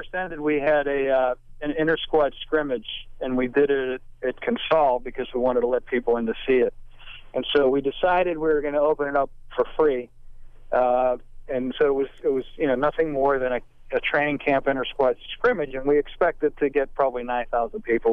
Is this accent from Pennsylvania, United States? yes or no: yes; Pittsburgh, Pennsylvania, United States; I grew up in Pittsburgh